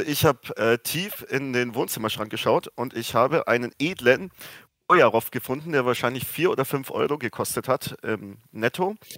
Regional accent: Fürth, Bavaria, Germany; Ich wohne tatsächlich in Fürth und bin gebürtiger Fürther

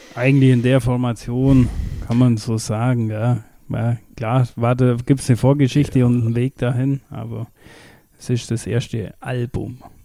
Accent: Kirchheim in Schwaben, Bavaria, Germany; ich bin ja aus Kirchheim in Schwaben, also das bei Windelheim da.

